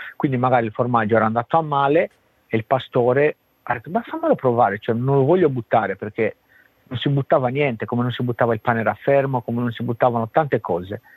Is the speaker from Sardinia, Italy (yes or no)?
yes; Sardinia, Italy; now in Australia; ci sono cresciuto col casumarzu, per me c'è una cosa quasi normale, no? Cioè un cibo che noi ce l'abbiamo a casa